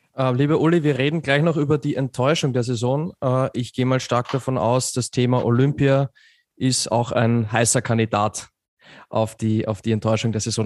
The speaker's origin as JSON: {"language": "German", "country": "Austria", "said": "ich bin da natürlich ein bisschen befangen als Österreicher"}